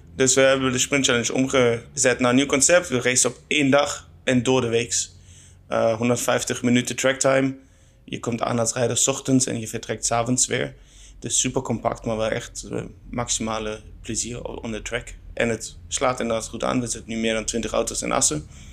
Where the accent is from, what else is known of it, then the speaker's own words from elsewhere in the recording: Germany; Dutch is a second language; moved away; ik kom oorspronkelijk uit Duitsland, dus dat ga je wel horen.